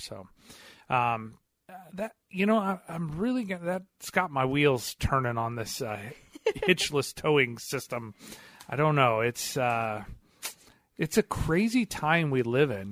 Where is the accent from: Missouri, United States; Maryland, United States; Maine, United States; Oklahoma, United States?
Missouri, United States; I'm from Missouri